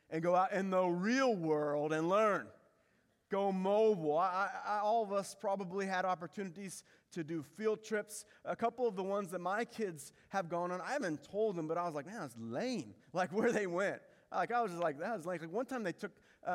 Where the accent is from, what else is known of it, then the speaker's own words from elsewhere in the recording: Indiana, United States; when I was a kid growing up in Indiana.